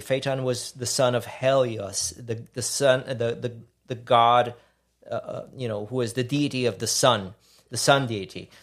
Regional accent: Puerto Rico; now in Houston, United States; growing up in Puerto Rico

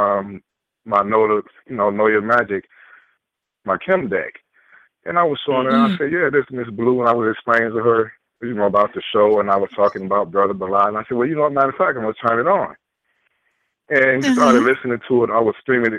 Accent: Detroit, Michigan, United States; I'm from Detroit

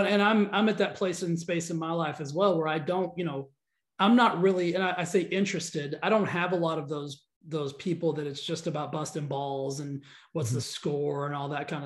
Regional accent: Texas, United States; moved away as an adult; now in Los Angeles, United States; he and I grew up in Texas

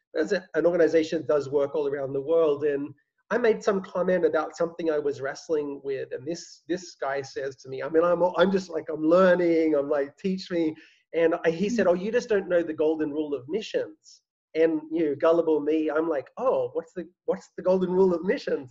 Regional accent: Australia; moved away as an adult; now in New York, United States; I'm, I'm not American, I'm Australian

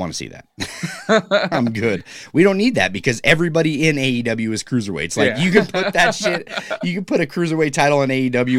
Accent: California, United States; I'm from California, and I get everything that's cool.

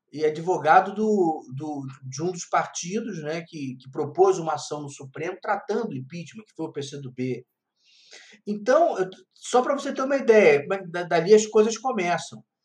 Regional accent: Rio de Janeiro, Brazil; moved away as an adult; now in Brasília, Brazil; sou natural do Rio de Janeiro, embora, embora, embora moro em Brasília

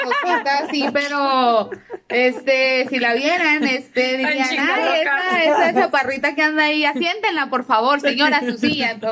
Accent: Delicias, Chihuahua, Mexico; now in Chihuahua, Mexico; Más bien yo soy de Delicia, yo no soy aquí de la de Chihuahua. Eh, y ya cuando yo me gradué de la, de la, prepa ya de Delicias y me vine a vivir aquí a Chihuahua

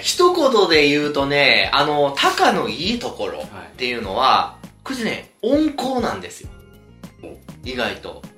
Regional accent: Nara, Japan; 僕、奈良なんですよ

